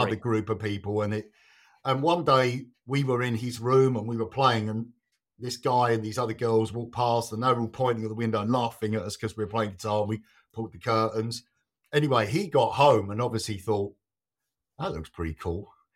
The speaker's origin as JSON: {"language": "English", "area": "Kent", "region": "South East England", "country": "United Kingdom", "tie": "born or raised there", "also_born_or_lived": "London"}